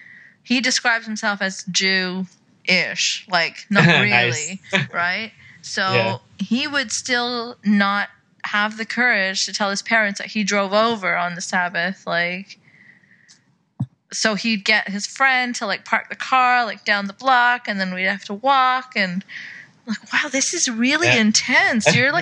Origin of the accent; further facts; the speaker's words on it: Saudi Arabia; moved away; growing up in Saudi